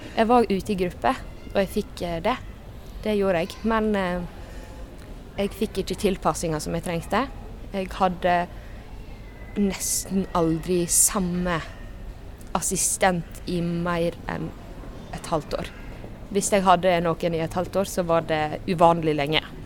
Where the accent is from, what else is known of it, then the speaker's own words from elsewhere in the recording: Jølster, Vestland, Norway; Jeg er fra Jølster. Det er en liten plass i Sunnfjord, altså midt i Sogn og Fjordane.